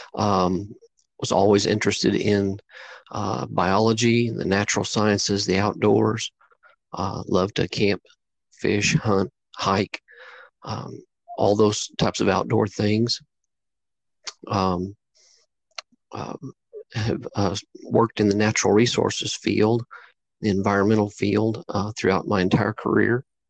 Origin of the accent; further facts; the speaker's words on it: Southeast Oklahoma, United States; growing up in Southeast Oklahoma